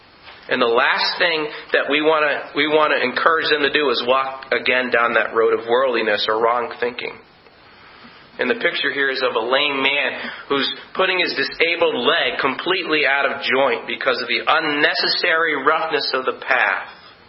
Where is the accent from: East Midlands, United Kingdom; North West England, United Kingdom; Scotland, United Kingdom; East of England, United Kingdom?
Scotland, United Kingdom; I'm Scottish, by the way.